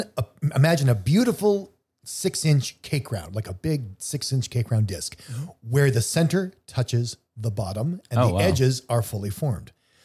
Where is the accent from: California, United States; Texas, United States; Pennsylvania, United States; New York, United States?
California, United States; Southern; Growing up in Southern California, there is no such thing as Valentine's Day with mittens.